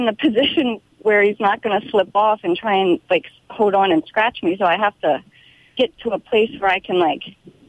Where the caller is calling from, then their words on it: Los Angeles, California, United States; Los Angeles.